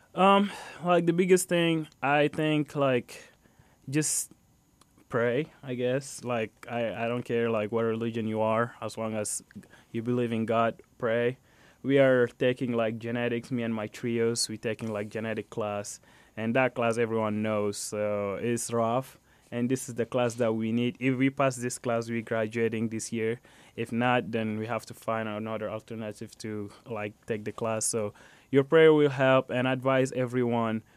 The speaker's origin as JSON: {"language": "English", "country": "Chad", "also_born_or_lived": "Fort Wayne, Indiana, United States", "moved": "yes", "lives_now": "Indiana, United States", "said": "So, I'm from Chad, Africa. I moved to United States, specifically to Fort Wayne, Indiana, back in two thousand eleven."}